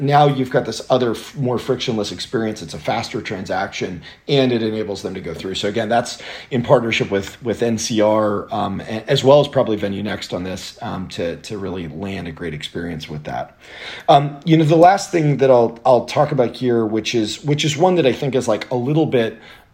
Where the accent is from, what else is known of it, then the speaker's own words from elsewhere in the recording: Atlanta, Georgia, United States; I grew up in Atlanta